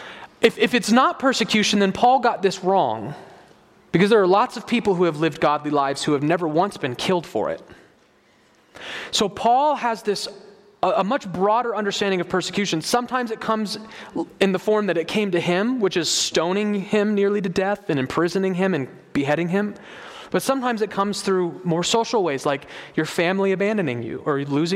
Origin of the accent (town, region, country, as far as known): United States